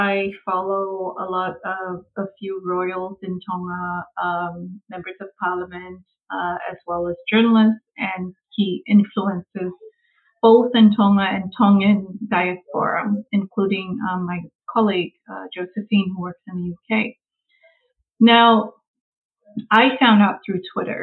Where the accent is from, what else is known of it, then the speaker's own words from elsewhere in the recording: Samoa; moved away as an adult; now in United States; I was born and brought up in Samoa, primarily, so it's majority indigenous